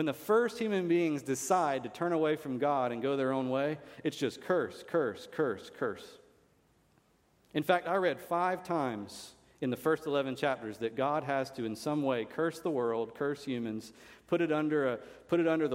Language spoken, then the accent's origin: English; United States; I'm an American. It's great to be an American